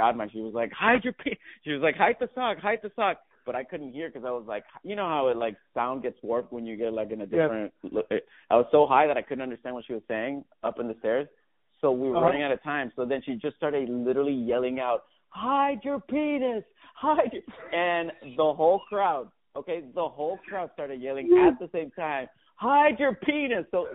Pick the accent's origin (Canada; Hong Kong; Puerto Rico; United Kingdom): Puerto Rico; Levittown; also born or lived in New York; now in Los Angeles, United States; I was born and raised in Puerto Rico, from Levittown.